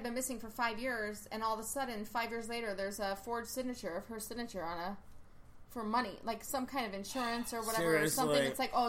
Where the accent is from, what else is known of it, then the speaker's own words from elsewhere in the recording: Villa Park, United States; I grew up in Villa Park